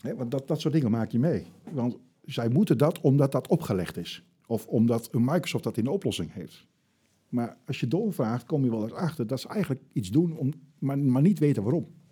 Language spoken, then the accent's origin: Dutch; Netherlands; dat is heel lastig om daar als, als Nederlander doorheen te komen